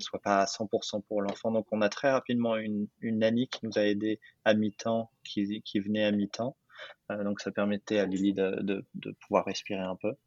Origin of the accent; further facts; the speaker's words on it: Paris, Île-de-France, France; moved away as an adult; now in New York, United States; j'habite à New York, je suis français de Paris à la base